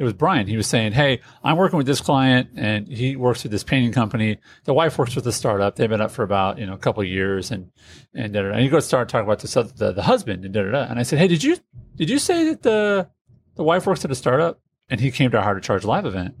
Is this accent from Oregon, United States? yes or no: no; Indianapolis, Indiana, United States; I'm from Indianapolis